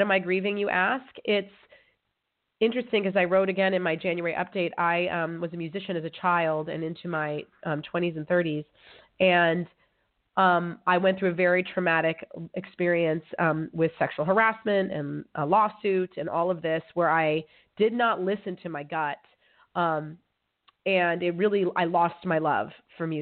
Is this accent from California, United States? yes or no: yes; California, United States; moved away as an adult; now in Amsterdam, Netherlands; I'm from California. I'm a California girl.